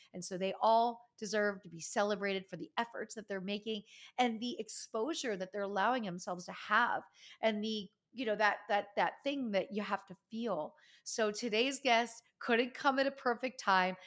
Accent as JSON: {"language": "English", "region": "Pennsylvania", "country": "United States", "tie": "born or raised there", "moved": "yes", "said": "Pennsylvania, my home state"}